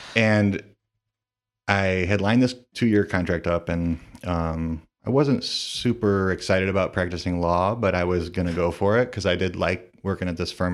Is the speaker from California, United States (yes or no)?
no; Toledo, Ohio, United States; I'm from the Toledo area. I, um, grew up, uh, in kind of the Perrysburg, Rossford area, and I've lived kind of all around the city